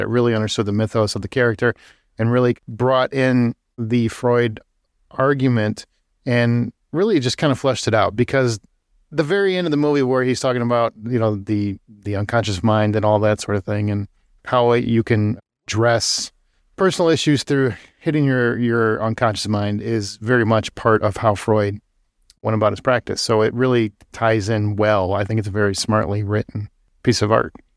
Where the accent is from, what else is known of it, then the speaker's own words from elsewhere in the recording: United States; I'm also American